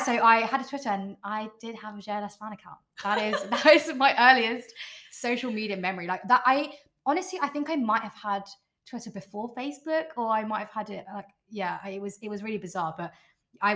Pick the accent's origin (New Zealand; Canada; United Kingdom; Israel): United Kingdom; London; born and raised in London